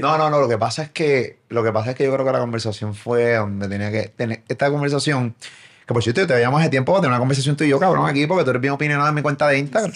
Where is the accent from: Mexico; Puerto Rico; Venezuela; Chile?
Puerto Rico; soy de Puerto Rico